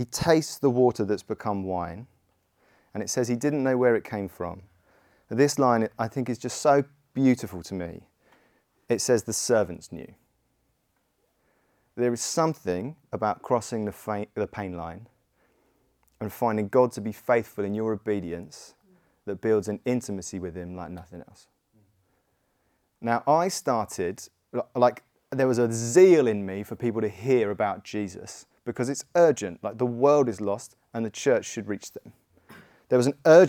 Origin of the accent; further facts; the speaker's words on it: Godalming, South East England, United Kingdom; I grew up in Godalming